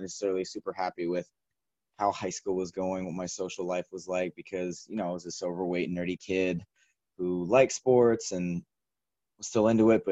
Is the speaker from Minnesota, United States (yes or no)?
no; Shawnee, Kansas, United States; I'm originally from Kansas, grew up in a small suburb of Kansas City called Shawnee on the eastern part of the state